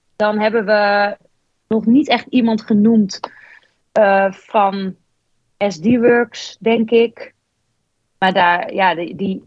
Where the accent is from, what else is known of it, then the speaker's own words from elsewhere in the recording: Netherlands; als Nederlandse